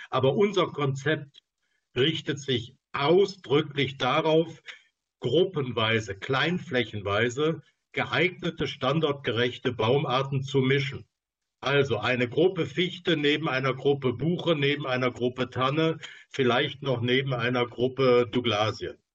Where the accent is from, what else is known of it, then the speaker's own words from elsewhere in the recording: Baden-Württemberg, Germany; ich freue mich, dass sich jemand aus meiner Heimat gemeldet hat. Ähm, also im Schwarzwald haben wir ja nur in relativ umfangreichem Ausmaß äh, Plenterwälder